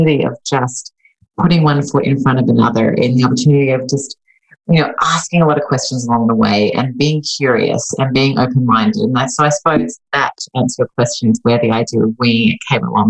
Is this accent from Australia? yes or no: yes; Sydney, New South Wales, Australia; moved away as an adult; now in Los Angeles, United States; I'm originally Australian, so I was born and raised in Sydney, Australia. I moved to Los Angeles in California, where I now live